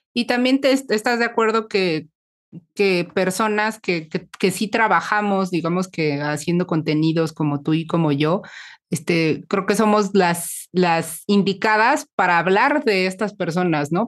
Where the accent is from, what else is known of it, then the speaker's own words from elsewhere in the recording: Mexico City, Mexico; las dos somos mexicanas y somos como de la Ciudad de México